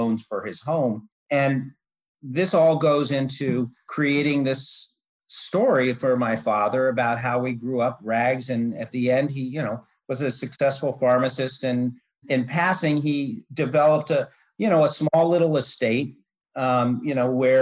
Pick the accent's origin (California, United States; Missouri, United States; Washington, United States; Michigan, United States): California, United States; Marin County; the planned community, which I grew up in Marin County, which is right across from San Francisco